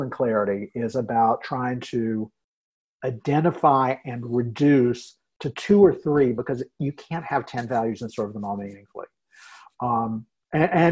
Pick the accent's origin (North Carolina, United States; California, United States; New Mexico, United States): North Carolina, United States; moved away as an adult; now in Minnesota, United States; I grew up in North Carolina